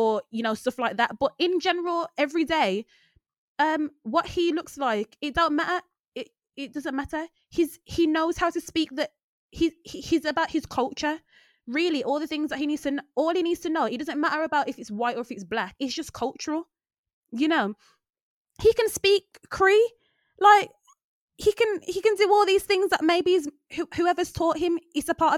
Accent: Birmingham, West Midlands, United Kingdom; I'm from Handsworth

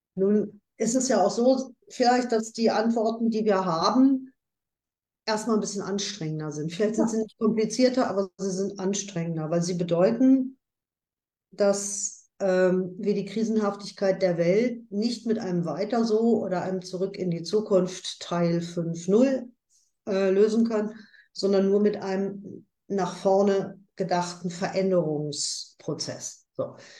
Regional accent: Ruhr area, North Rhine-Westphalia, Germany; bei uns im Ruhrgebiet

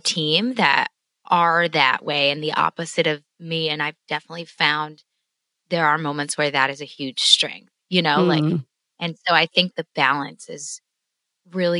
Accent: Wisconsin, United States; moved away as an adult; also born or lived in Florida; now in Nashville, United States; I was actually born in Wisconsin. Well, I was born in Florida, but we moved 2 weeks after that to Wisconsin. So I'm a Scotty girl

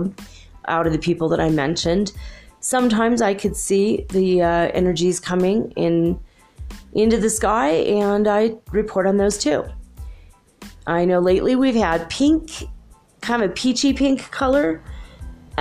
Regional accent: United States; moved away as an adult; also born or lived in California / Minnesota / Michigan; now in Ecuador; I am an American from North America, United States, and I grew up in California and Minnesota.

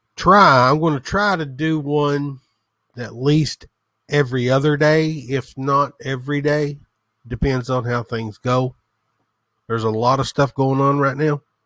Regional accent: the South, United States; as you can tell from the sound of my voice, I am from the South. I'm a hillbilly, proud of it

